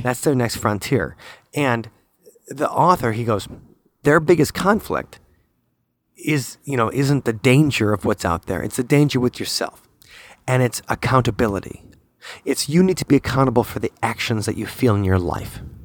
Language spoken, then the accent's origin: English; United States; I am that American that everybody hates